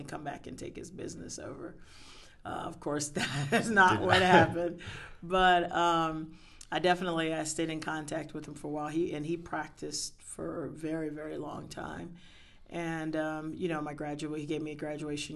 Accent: Hampton, Virginia, United States; born and graduated high school there.

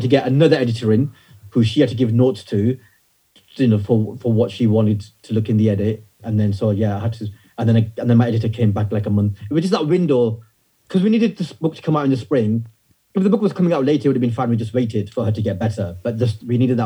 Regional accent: the north of England, United Kingdom; my teenage years growing up in the north of England during the 90s as a British Pakistani Muslim kid

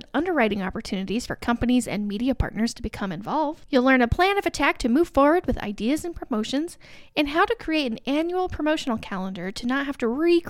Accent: Alexandria, Indiana, United States; I grew up in Ellic, so I'm right down the road

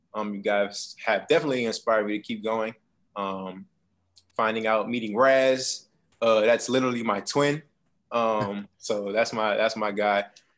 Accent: New York City, New York, United States; now in Savannah, United States; I am a 24-year-old content creator. I'm based in Savannah, Georgia. I'm originally from Bronx, New York.

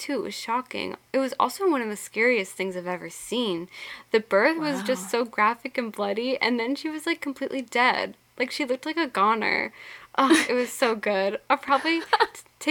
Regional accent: Boston, Massachusetts, United States; we're from Boston

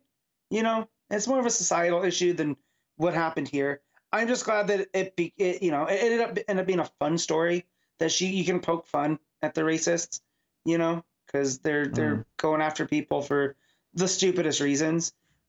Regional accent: Seattle, Washington, United States; You know, I'm born and raised in Seattle.

